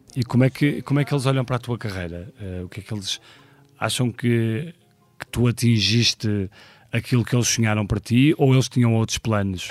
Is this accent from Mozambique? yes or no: no; Porto, Porto District, Portugal; nasci no Porto em 1976